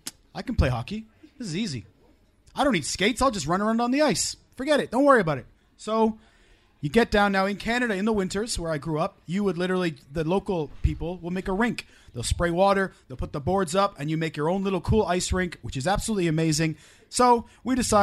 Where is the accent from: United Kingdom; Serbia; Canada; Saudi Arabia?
United Kingdom; Wales; we're Welsh